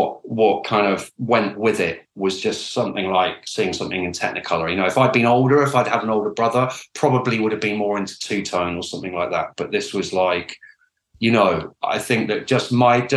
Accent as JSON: {"language": "English", "town": "Oxford", "region": "South East England", "country": "United Kingdom", "tie": "born or raised there", "said": "I grew up in Oxford"}